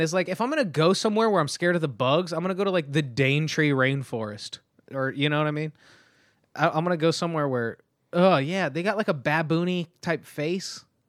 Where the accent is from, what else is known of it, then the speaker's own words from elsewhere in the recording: Oildale, California, United States; also born or lived in Bakersfield, California; Oildale, represent, uh, I was actually only born in Bakersfield 'cause my hometown was too small to deliver babies